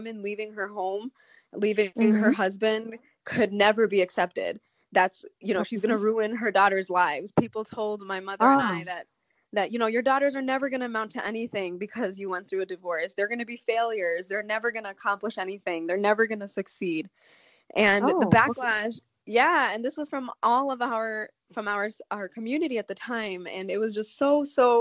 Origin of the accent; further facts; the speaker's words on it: Chicago, Illinois, United States; I grew up in Chicago, Illinois. I was born mm-hmm. and raised in the States.